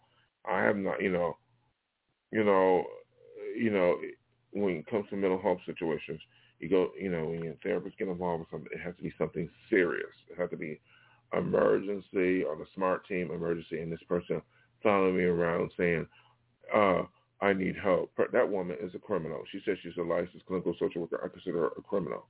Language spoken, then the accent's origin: English; Los Angeles, California, United States; also born or lived in New York; I come from South Los Angeles